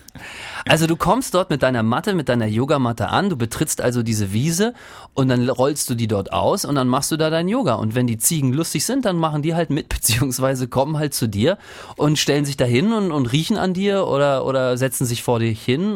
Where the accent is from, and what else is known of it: Rostock, Mecklenburg-Vorpommern, Germany; born or raised there